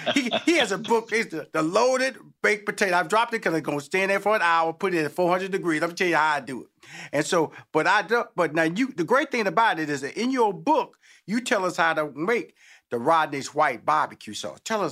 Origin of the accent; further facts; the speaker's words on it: Houston, Texas, United States; because I'm from Houston, Texas.